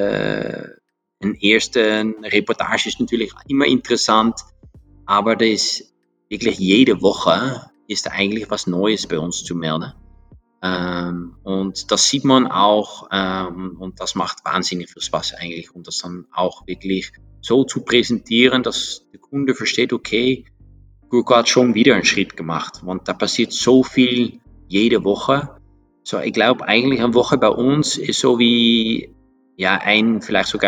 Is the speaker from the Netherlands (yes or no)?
yes; Netherlands; German is a second language; now in Austria; ich komme aus Holland, aber ich glaube, das, das, das ist klar, das hört man.